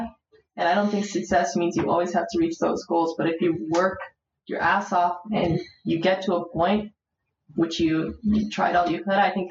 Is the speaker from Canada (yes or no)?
yes; Aurora, Ontario, Canada; also born or lived in Warsaw, Poland; now in Toronto, Canada; I grew up in Aurora